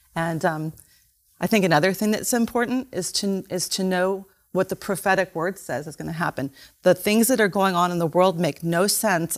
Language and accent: English; United States; we, as American Christians